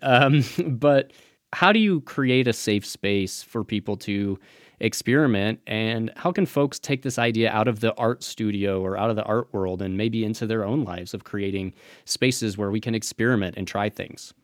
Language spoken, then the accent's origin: English; Midwest, United States; now in Las Vegas, United States; I'm from the Midwest myself, so I, I have a little bit of that experience of coming out here